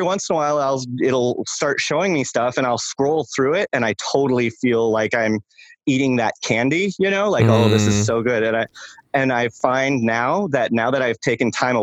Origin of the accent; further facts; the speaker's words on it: Michigan, United States; when I was in high school, I would walk 2 miles to school every day. And I'm from Michigan